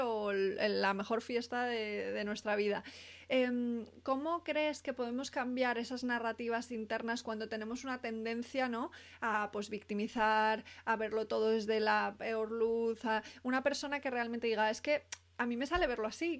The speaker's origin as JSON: {"language": "Spanish", "country": "Spain", "said": "no soy americana, soy española"}